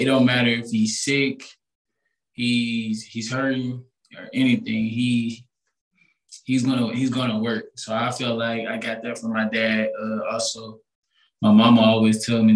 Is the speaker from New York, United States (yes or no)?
no; North Little Rock, Arkansas, United States; moved away as an adult; also born or lived in Kansas; now in Atlanta, United States; I'm from North Little Rock, Arkansas. I graduated from North Little Rock High School.